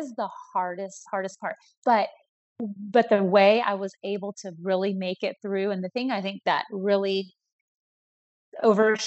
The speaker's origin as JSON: {"language": "English", "region": "Colorado", "country": "United States", "tie": "born or raised there", "said": "I was born in Colorado"}